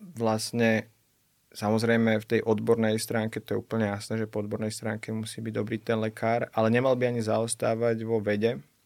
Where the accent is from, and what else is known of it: Slovakia